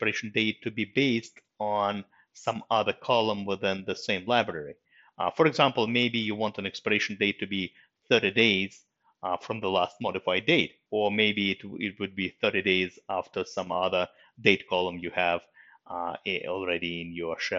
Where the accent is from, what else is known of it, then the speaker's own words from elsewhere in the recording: Russia; moved away; I was born in Russia and I was lucky enough to go through the Russian school system